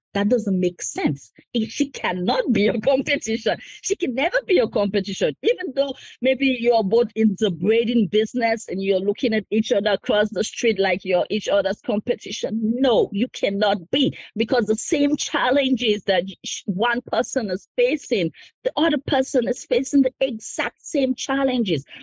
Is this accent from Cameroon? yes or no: yes; Cameroon; moved away as an adult; also born or lived in United States; now in Harrisburg, United States; I'm originally from Cameroon. I immigrated in the US about 14 years ago.